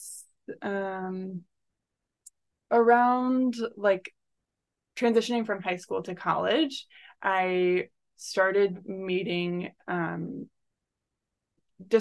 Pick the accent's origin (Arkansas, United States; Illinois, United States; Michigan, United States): Michigan, United States; rural; I grew up in like rural Michigan